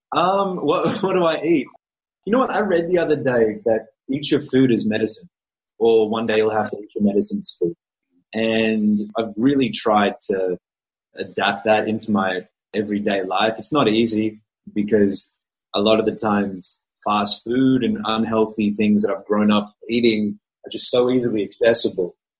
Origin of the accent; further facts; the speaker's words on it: Australia; first language English; I'm Australian.